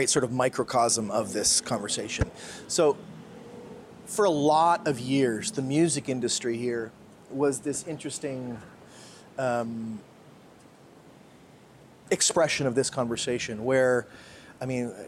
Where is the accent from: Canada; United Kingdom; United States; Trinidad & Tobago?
Canada; moved away as an adult; So when I think about me as a Canadian, I didn't leave Canada